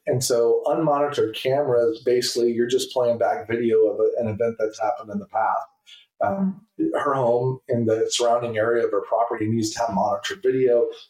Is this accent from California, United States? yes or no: no; Carrollton, Texas, United States; also born or lived in Fort Worth, Texas / Flower Mound, Texas; I'm about to be 46. I grew up in Carrollton and Flower Mound, which is here in Denton County, Texas, and went to high school, went to Marcus High School, University of North Texas.